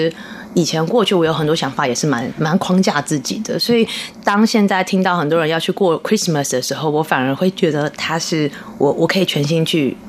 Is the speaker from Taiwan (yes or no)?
yes; New Taipei, Taiwan; 我新北人，我新北人。